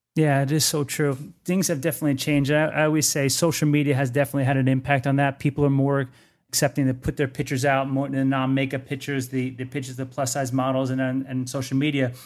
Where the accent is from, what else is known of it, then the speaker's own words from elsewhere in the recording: Cedar Grove, New Jersey, United States; accent: Jersey; I'm from New Jersey as well. I'm from a town called Cedar Grove